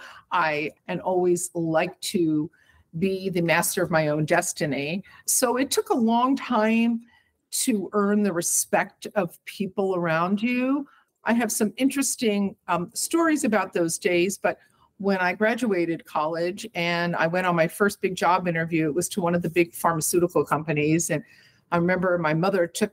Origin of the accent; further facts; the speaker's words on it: Havertown, Pennsylvania, United States; also born or lived in Philadelphia; I grew up in a town called Havertown